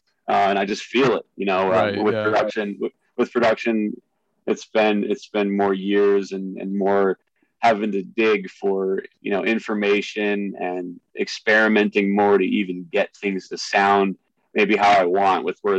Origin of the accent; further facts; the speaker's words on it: Philadelphia, Pennsylvania, United States; I don't know if you know, but I came from Philadelphia originally. I went to Temple University.